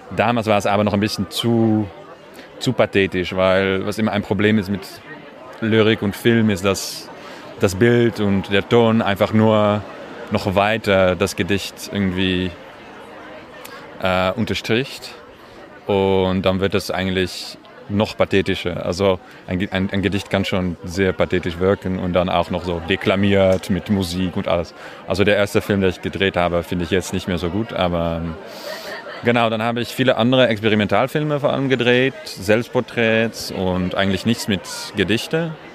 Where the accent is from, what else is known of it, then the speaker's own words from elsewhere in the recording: Amsterdam, North Holland, Netherlands; German is a second language; now in Paris, France; Ich komme aus Amsterdam und wohne in Paris